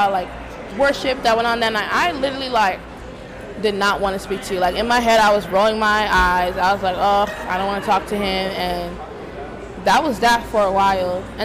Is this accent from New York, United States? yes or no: yes; Rockland County, New York, United States; also born or lived in Massachusetts; we grew up in Rockland County, so like everybody kind of seen or know of each other